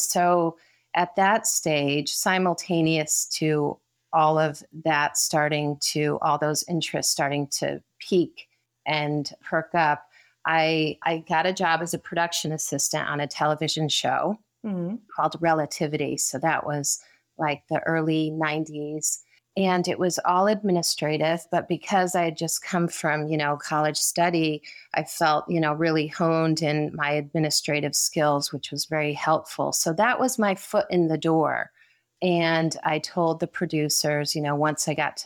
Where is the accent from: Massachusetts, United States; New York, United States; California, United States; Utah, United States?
California, United States; Riverside; also born or lived in Connecticut; I was born in Connecticut, but then moved to California in 1980. So I was in elementary school and went to school. We moved to Riverside, Loma Linda, Redlands area.